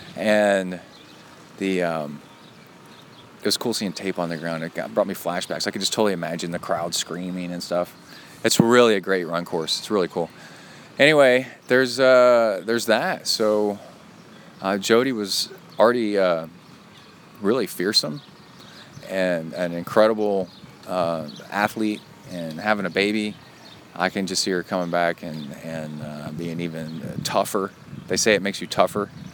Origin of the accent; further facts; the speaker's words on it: Cincinnati, Ohio, United States; now in College Station, United States; I was born in Cincinnati and now live in College Station